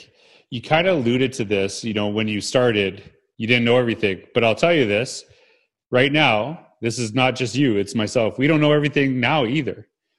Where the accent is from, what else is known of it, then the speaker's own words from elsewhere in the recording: Canada; And it's Canadian too, right? We're both Canadian.